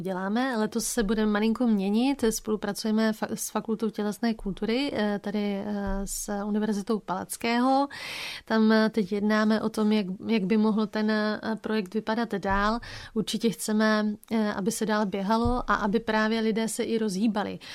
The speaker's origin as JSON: {"language": "Czech", "town": "Bouzov", "region": "Olomouc Region", "country": "Czechia", "tie": "born or raised there", "also_born_or_lived": "Havířov", "said": "my jsme se přestěhovali tehdy z Havířova na Litovelsko, uh, konkrétně na Bouzovsko"}